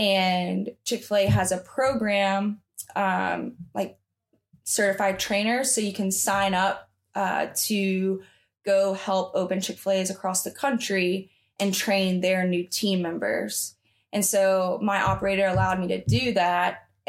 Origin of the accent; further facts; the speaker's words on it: the South, United States; So because I was the only one from the South, they made fun of me and like my accent, like, oh, …, like you're one of those Alabama girls.